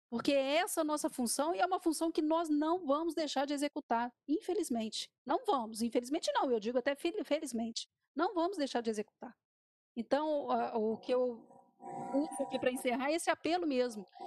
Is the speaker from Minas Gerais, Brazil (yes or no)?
yes; Minas Gerais, Brazil; enquanto jornalista e enquanto mineira